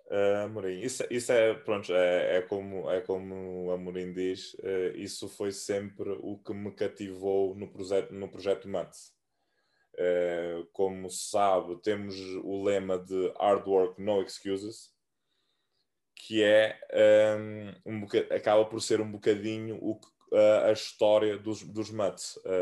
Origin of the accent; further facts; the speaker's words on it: Santiago Island, Cape Verde; moved away as an adult; also born or lived in Fogo Island, Cape Verde / Portugal; now in Porto, Portugal; sou da Ilha do, do Fogo, uh, okay. na Ilha do Fogo, mas, mas cresci uh, na Ilha de Santiago